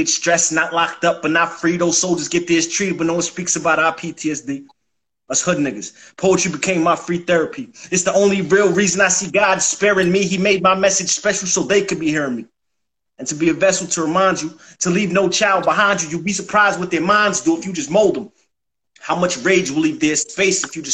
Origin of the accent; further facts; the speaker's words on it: Mount Vernon, New York, United States; also born or lived in New Jersey; now in Atlanta, United States; I'm from New York, from Mount Vernon, New York. Money earning Mount Vernon. But Atlanta is home, and I touched down here seven years ago